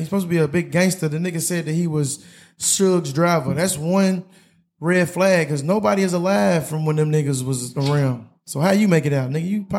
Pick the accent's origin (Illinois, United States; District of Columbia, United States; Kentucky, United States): Kentucky, United States; Louisville; We come from Louisville.